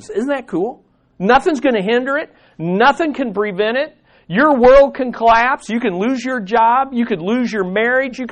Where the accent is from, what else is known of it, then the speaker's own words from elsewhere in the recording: United States; I'm an American citizen